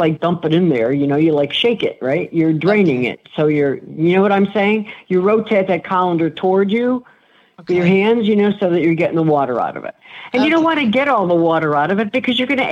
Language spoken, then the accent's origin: English; northern Italy, Italy; I'm from Northern Italy and we don't use tomatoes.